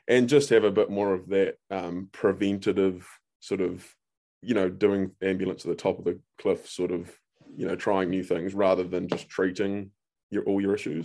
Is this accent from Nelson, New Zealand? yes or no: no; Auckland, New Zealand; moved away as an adult; also born or lived in Hawke's Bay; now in Central Otago, New Zealand; I grew up in Auckland.